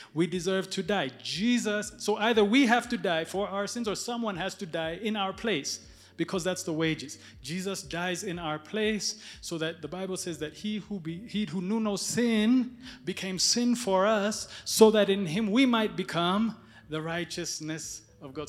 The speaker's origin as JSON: {"language": "English", "country": "Ethiopia", "tie": "born or raised there", "moved": "yes", "said": "I was born in Ethiopia."}